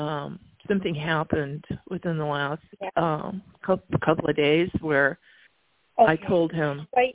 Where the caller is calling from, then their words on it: Tucson, Arizona, United States; I'm calling from Tucson.